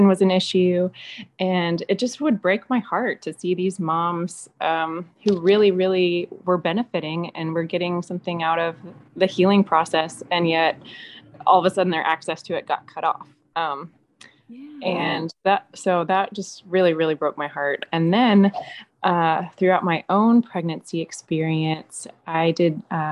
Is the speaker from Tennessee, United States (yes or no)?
yes; Memphis, Tennessee, United States; now in Chattanooga, United States; I grew up in Memphis, which is very urban, and now living in Chattanooga